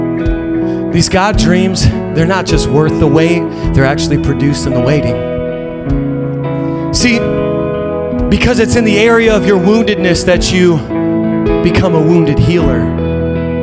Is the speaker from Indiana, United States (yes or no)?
yes; Indiana, United States; I'm from Indiana